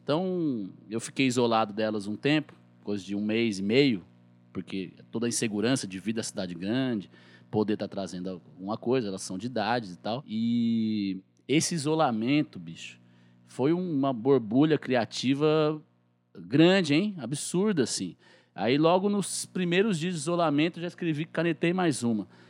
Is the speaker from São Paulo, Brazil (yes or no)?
yes; Guaratinguetá, São Paulo, Brazil; accent: caipira; now in Guaratinguetá, Brazil; eu sou caipira, de Guaratinguetá, aqui no interior do estado de São Paulo, no Vale do Paraíba.